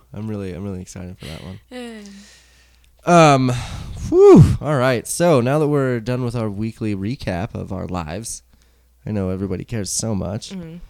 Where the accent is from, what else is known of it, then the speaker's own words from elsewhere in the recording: United States; Maybe I'm just strange because I'm American.